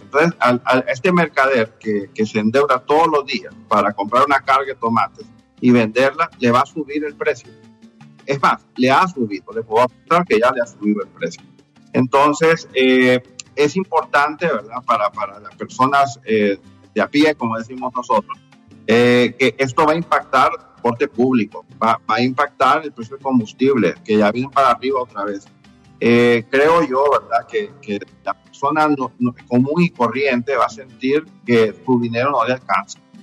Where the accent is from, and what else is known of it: Honduras